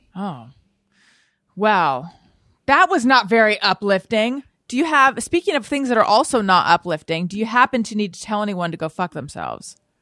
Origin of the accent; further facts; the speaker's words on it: Orange County, California, United States; accent: Orange County; I was born in Northern California. I was raised in Orange County